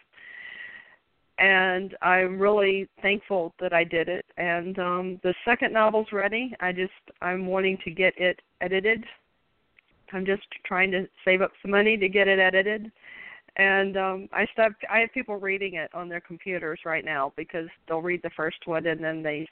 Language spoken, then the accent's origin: English; Richmond, Virginia, United States; I grew up in Richmond, Virginia